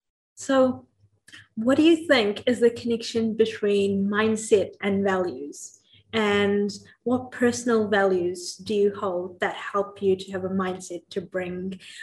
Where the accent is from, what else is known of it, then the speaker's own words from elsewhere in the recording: New Zealand; I remember growing up in New Zealand as well.